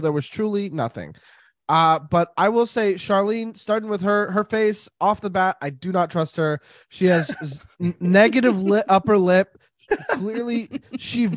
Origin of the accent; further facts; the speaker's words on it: Montreal, Quebec, Canada; I grew up in Montreal